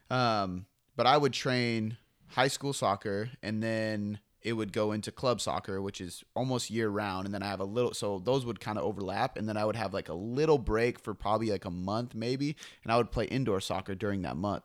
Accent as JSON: {"language": "English", "town": "Seattle", "region": "Washington", "country": "United States", "said": "I'm from Seattle"}